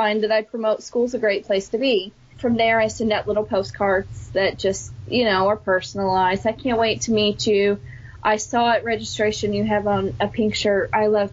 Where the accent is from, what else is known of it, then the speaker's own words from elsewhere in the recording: near Johnston City, Southern Illinois, United States; I picked up a job in my hometown as a Title I math aide for 2 years, and then that led me on to my current job now of teaching in a nearby community of Johnston City, Illinois